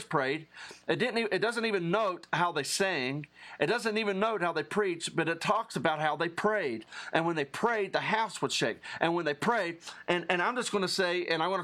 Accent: Appalachia, Southern West Virginia, United States; I'm an Appalachian Southern West Virginia guy.

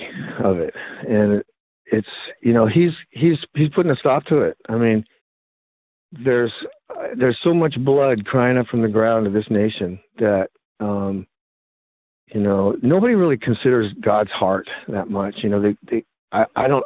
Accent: United States; I'm an American, and I was raised an American

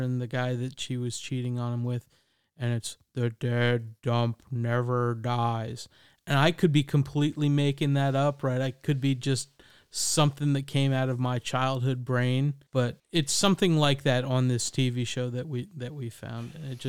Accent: New York, United States; I have memories of scary movies because, again, I grew up in the New York area, and we had Chiller Theater and a lot of those kinds of things on Friday nights.

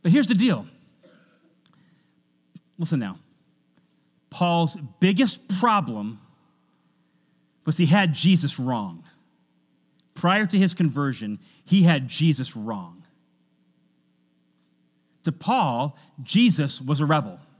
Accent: Washington, United States; I grew up in Washington State

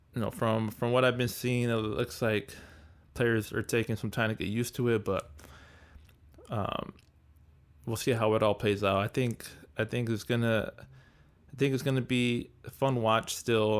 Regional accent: Southern California, United States; I'm from the West Coast, I'm from California, Southern Cal

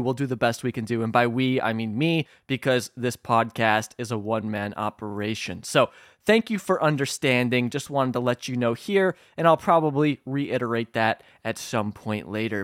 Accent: Illinois, United States; my home state of Illinois.

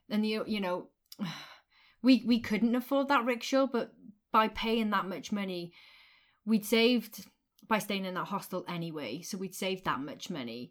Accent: United Kingdom; we're British

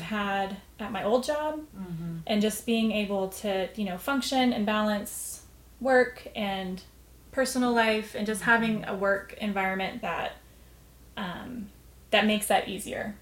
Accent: The Colony, Texas, United States; also born or lived in Amarillo, Texas; was born in Amarillo, but essentially grew up north of north of Dallas in the Colony.

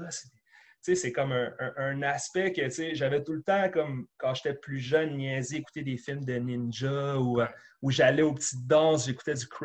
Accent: Sorel-Tracy, Quebec, Canada; also born or lived in East End, Montreal; Sorel Tracy, qui était à, l'origine, dans le fond, c'était Sorel, tu sais, euh, mm-hmm. petite ville de région, une heure de Montréal.

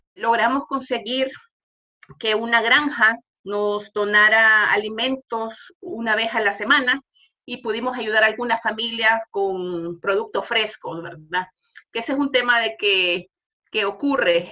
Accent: El Salvador; moved away as an adult; now in Henderson, United States; Soy salvadoreña, vivo en Henderson, Hendersonville desde hace aproximadamente seis años

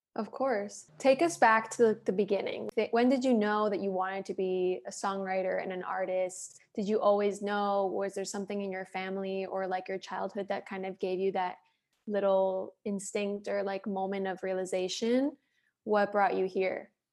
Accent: Miami, Florida, United States; moved away as an adult; now in Los Angeles, United States; Miami, I'm like, that's my hometown

